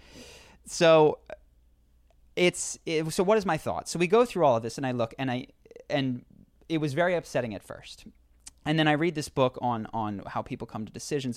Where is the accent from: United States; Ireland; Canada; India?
United States; Philadelphia, Pennsylvania; We grew up in Philadelphia